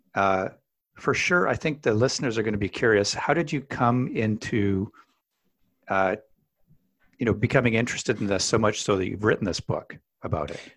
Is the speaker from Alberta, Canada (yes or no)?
yes; Alberta, Canada; I grew up in Alberta, Canada